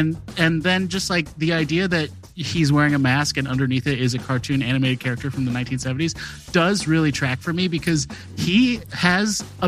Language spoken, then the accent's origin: English; Wisconsin, United States; I'm from Wisconsin too.